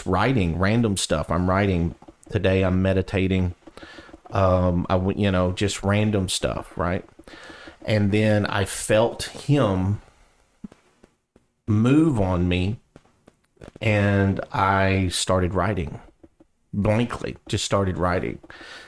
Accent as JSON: {"language": "English", "region": "the South", "country": "United States", "accent": "southern", "said": "my southern accent"}